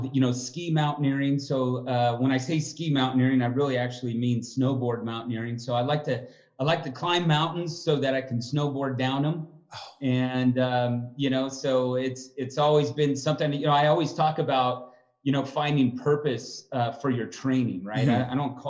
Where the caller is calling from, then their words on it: Denver, Colorado, United States; I'm calling in from Denver, Colorado.